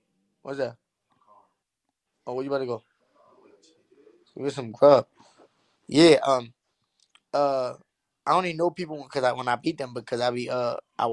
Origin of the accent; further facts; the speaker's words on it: Puebla, Mexico; I'm from Mexico, too. I'm from Puebla.